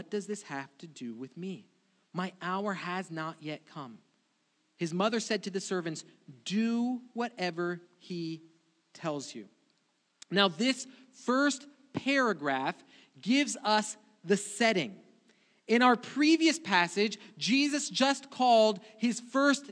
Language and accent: English; Brazil; moved away; I grew up in Brazil, and weddings for me were a completely different thing.